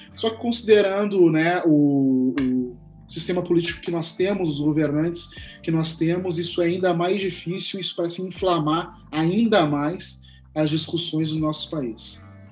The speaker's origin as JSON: {"language": "Portuguese", "town": "Porto Alegre", "region": "Rio Grande do Sul", "country": "Brazil", "said": "na cidade de onde eu sou, Porto Alegre"}